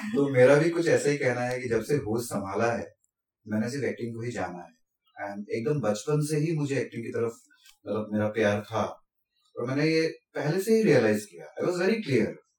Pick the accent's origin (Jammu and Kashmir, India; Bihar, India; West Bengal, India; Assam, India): Assam, India; moved away as an adult; also born or lived in Pune; now in Mumbai, India; मैं तो आसाम से हूँ